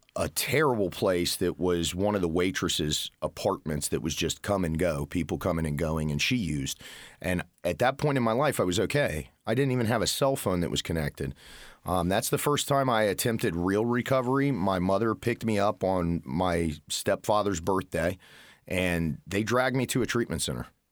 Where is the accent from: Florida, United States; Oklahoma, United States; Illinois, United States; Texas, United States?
Florida, United States; moved away as an adult; now in Indiana, United States; was born and raised in Florida